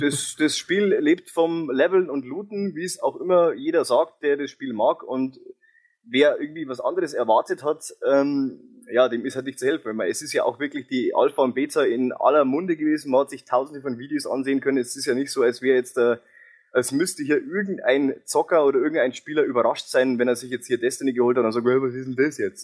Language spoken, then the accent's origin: German; near Ingolstadt, Bavaria, Germany; accent: Bavarian; Und ich komme aus der Nähe Ingolstadt, wie man vielleicht an meinem Dialekt